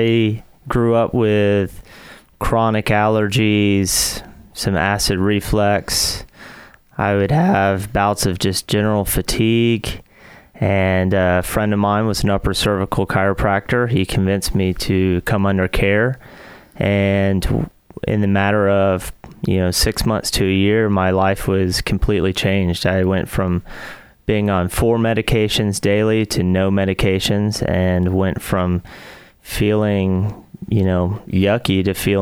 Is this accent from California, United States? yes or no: no; Huntsville, Alabama, United States; moved away as an adult; also born or lived in Seattle; I'm from Huntsville, Alabama. Grew up here, went to Grissom High School